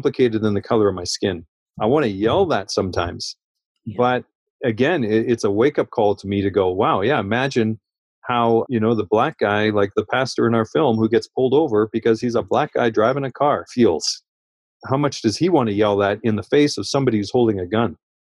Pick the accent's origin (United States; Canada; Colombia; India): Canada; I'm a Canadian